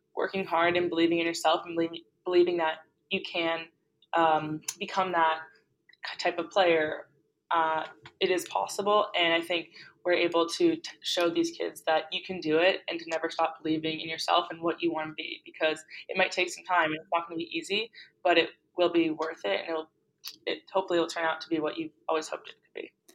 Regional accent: Boston, Massachusetts, United States; also born or lived in New York City; I am from Boston

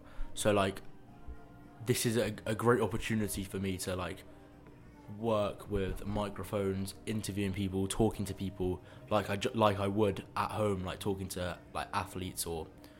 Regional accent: London, United Kingdom; also born or lived in Leeds; I'm from London, but I go to university in Leeds.

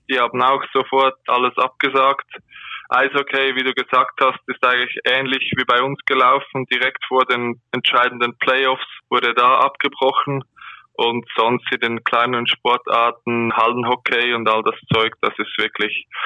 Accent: Aargau, Switzerland; now in Zürich, Switzerland; nur mein Wohnort. Ich komme eigentlich aus dem Kanton Aargau

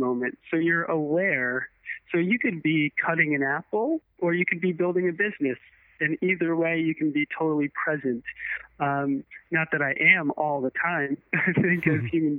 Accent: United States; born or raised there

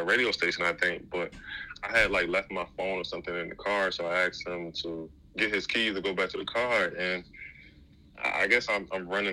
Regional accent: Baltimore, Maryland, United States; growing up in Baltimore

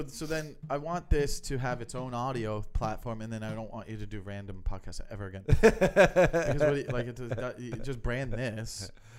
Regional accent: South Florida, United States

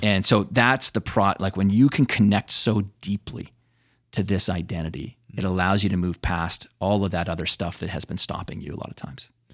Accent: Canada; where I grew up in Canada, rich with Native American history

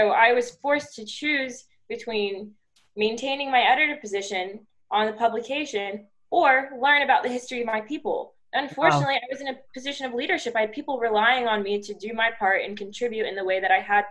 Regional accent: Bexley, Ohio, United States; I grew up in Bexley

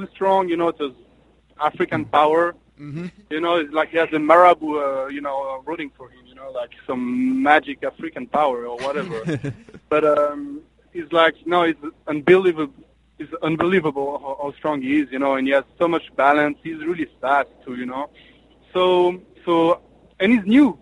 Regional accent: French-speaking Switzerland, Romandy, Switzerland; moved away; in Switzerland there is three parts. So the French part, the German part, and the Italian part, and I'm from the French part

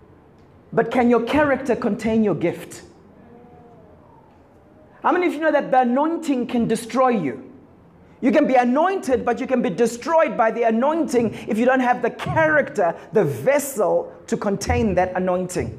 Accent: Zimbabwe; growing up in Zim

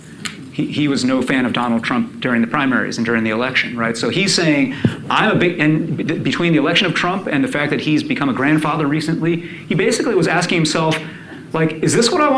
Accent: New York, United States; I grew up in New York

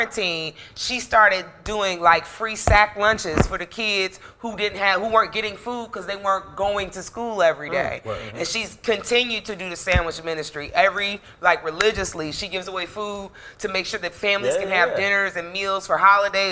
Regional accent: Chicago, Illinois, United States; I'm from Chicago. I'm from the south suburbs of Chicago. I went to a super super white high school in a very super Jewish community in the south suburbs of Chicago.

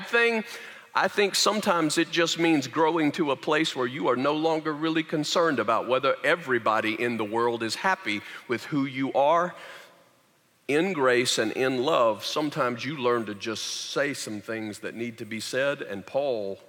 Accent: the South, United States; moved away; I grew up in the South

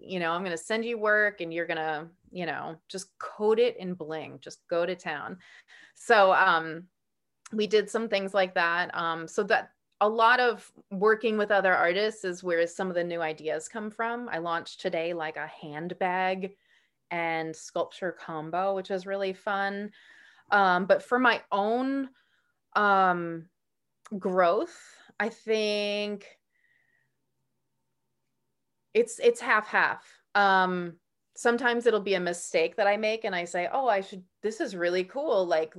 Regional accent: New York, United States; I grew up in New York. I grew up on Long Island, the South Side, near there's like the barrier beaches

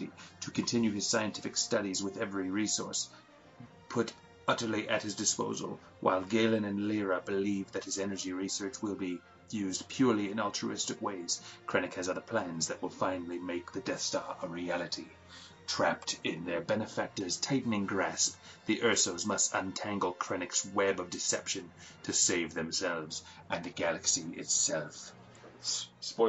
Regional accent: Canada; we are from Canada

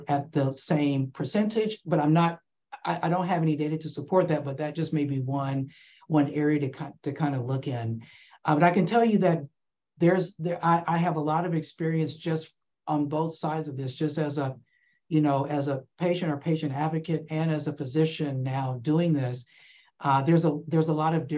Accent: Atlanta, Georgia, United States; I'm actually from Atlanta. I grew up in Atlanta

